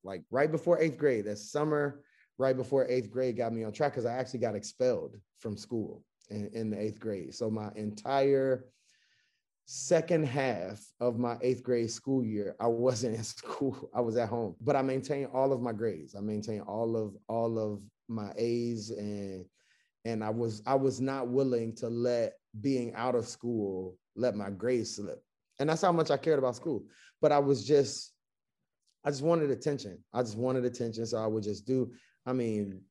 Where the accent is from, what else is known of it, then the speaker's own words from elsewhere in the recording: Chattanooga, Tennessee, United States; moved away as an adult; also born or lived in Greensboro, North Carolina / Baltimore, Maryland / Washington, D.C.; I'm born and raised in Chattanooga, Tennessee